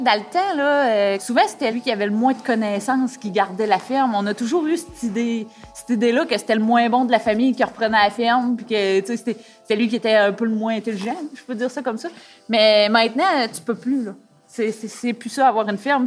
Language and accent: French; Saint-Gabriel, Quebec, Canada; Je suis originaire euh, de Saint-Gabriel